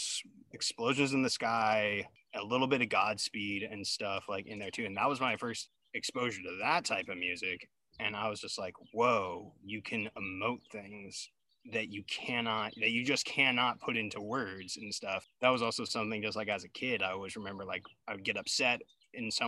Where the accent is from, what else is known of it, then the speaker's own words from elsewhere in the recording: Davis, California, United States; Growing up in Davis in the 90s and like early 2000s